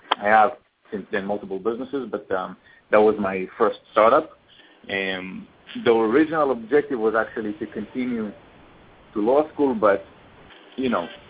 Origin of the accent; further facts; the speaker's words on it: Israel; moved away as an adult; now in United States; I came from Israel. I finished the military in Israel, and I basically came to study.